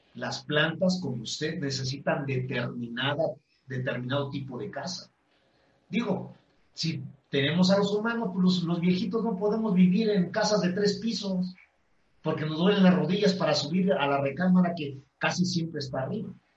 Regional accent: Mexico; los mexicanos no estamos informados

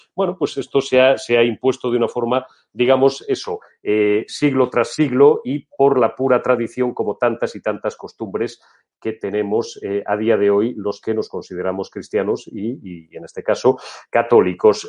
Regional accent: Old Castile, Spain; soy castellano viejo

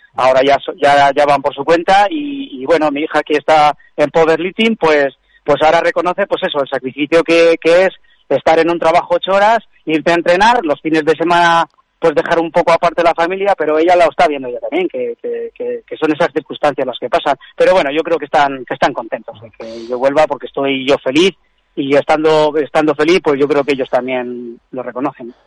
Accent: Burgos, Castile and León, Spain; yo soy burgalés del barrio de Gamonal

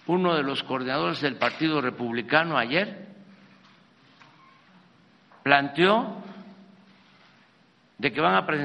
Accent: Mexico; Aquí manda el pueblo de México.

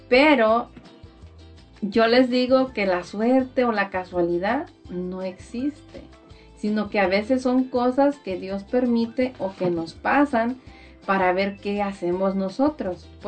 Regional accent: Mexico; nosotras las que estamos aquí, que somos de México, nos llaman mexicanas porque somos de México.

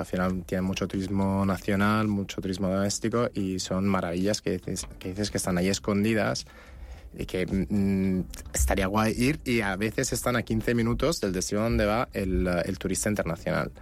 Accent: Naples, Campania, Italy; yo soy de Nápoles

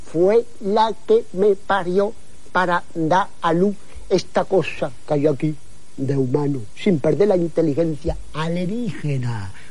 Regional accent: Andalusia, Spain; Yo soy andaluz y ando a pila, las dos cosas.

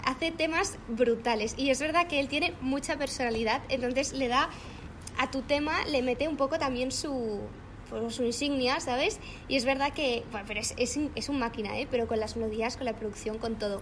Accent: Mallorca, Balearic Islands, Spain; moved away as an adult; now in Madrid, Spain; yo soy de Mallorca, vivía en Mallorca, ahora vivo en Madrid

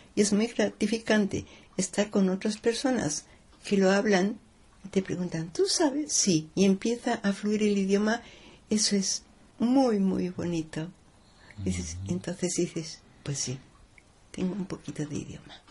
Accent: Mexico City, Mexico; moved away; Yo soy mexicana, nacida en la capital de la, de la República Mexicana

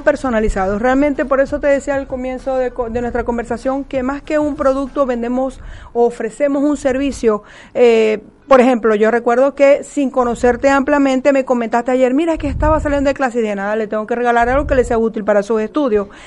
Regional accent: Maracaibo, Zulia, Venezuela; moved away as an adult; now in Argentina; nuestro Maracaibo querido

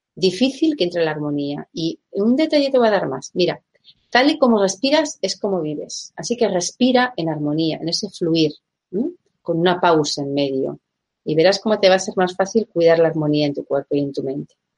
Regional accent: Basque Country, Spain; soy española, soy vasca

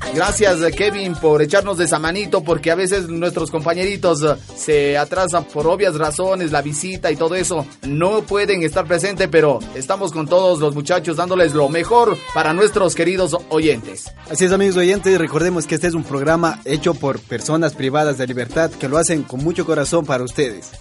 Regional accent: Guayaquil, Guayas, Ecuador; Yo soy de Guayaquil, bloque 8, Flor de Bastión

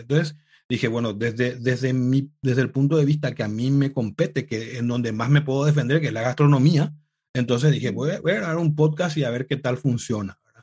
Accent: Paraguay; also born or lived in United States / Italy; now in Madrid, Spain; yo soy de Paraguay

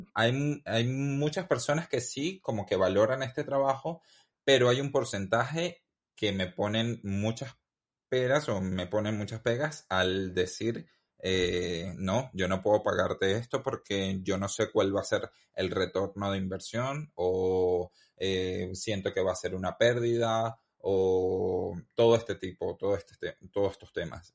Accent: Venezuela; moved away as an adult; now in Madrid, Spain; Salí de Venezuela a los 25 años, joven

